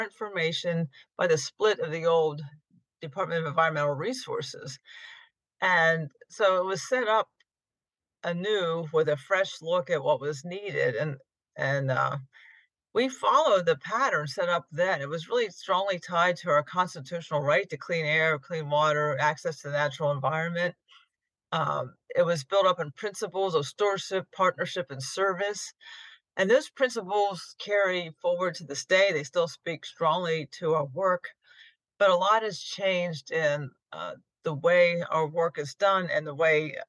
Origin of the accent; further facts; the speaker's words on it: Fishing Creek Valley, north of Harrisburg, Pennsylvania, United States; I grew up in a rural area north of Harrisburg, Fishing Creek Valley